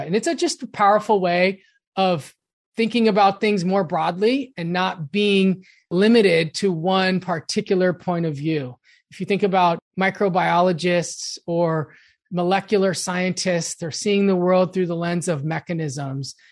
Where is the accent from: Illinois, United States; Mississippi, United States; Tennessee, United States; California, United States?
California, United States; Los Angeles; I grew up in Los Angeles